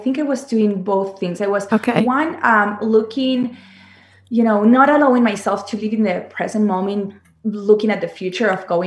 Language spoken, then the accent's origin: English; Argentina; moved away as an adult; now in Los Angeles, United States; I'm from Argentina